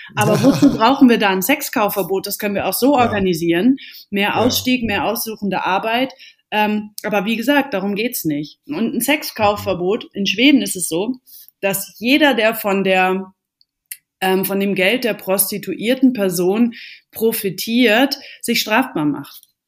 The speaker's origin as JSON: {"language": "German", "region": "Baden-Württemberg", "country": "Germany", "said": "hier in Baden-Württemberg, wo ich herkomme"}